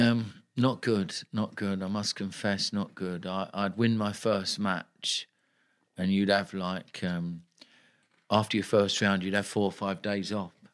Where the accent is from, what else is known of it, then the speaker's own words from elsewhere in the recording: London, United Kingdom; I'm a kid from Tooting